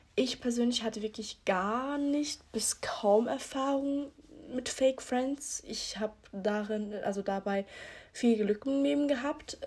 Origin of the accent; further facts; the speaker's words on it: Switzerland; ich bin 18, ich komme aus der Schweiz.